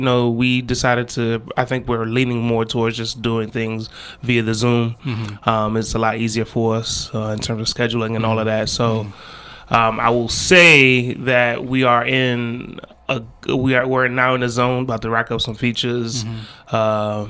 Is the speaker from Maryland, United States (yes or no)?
yes; Maryland, United States; I was born and raised here